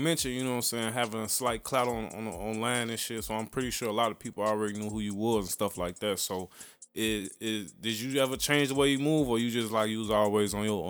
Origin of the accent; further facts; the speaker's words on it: Chicago, Illinois, United States; I'm from the South Side.